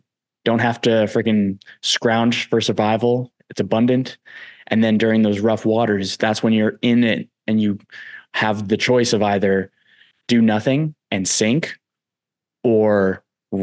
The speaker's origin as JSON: {"language": "English", "region": "East Coast", "country": "United States", "said": "I'm from the East Coast as well"}